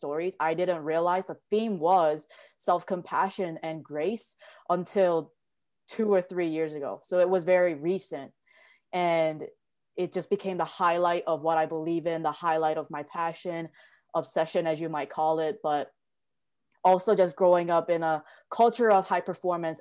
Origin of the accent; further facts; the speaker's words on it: South Korea; moved away; also born or lived in New York; I was born and raised in Korea, and my family is extremely traditional